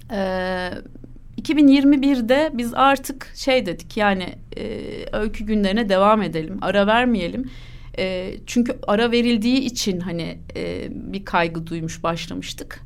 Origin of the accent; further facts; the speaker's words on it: Ankara, Turkey; Ben doğma büyüme Ankaralıyım